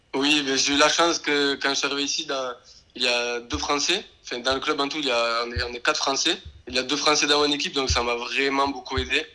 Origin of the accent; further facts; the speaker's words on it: Béziers, Occitania, France; moved away as an adult; also born or lived in Lignan-sur-Orb; now in England; Je viens de Béziers, j'ai commencé dans le club à côté de Béziers, un petit village qui s'appelle Lignan, jusqu'à à peu près mes 11 ans